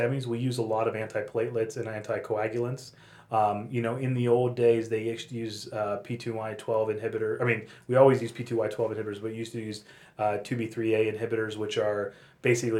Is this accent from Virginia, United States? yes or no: no; Pittsburgh, Pennsylvania, United States; also born or lived in San Francisco / Los Angeles; now in Denver, United States; I'm from Pittsburgh